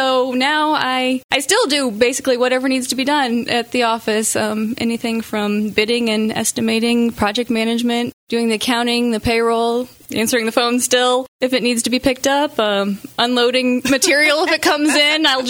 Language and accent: English; Quincy, Illinois, United States; I was born and raised in Quincy